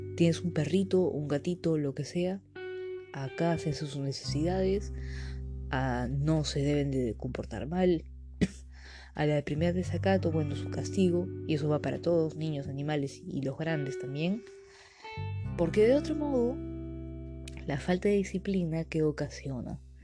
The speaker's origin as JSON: {"language": "Spanish", "country": "Peru", "said": "yo soy de Perú"}